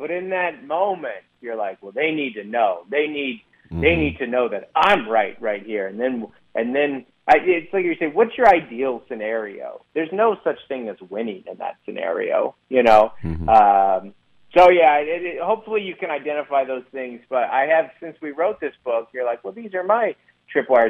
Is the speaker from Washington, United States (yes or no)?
yes; Federal Way, Washington, United States; I'm from Federal Way